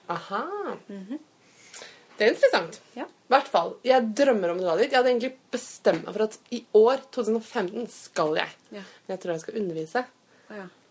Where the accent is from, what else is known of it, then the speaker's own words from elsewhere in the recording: Norway; vi er fra Norge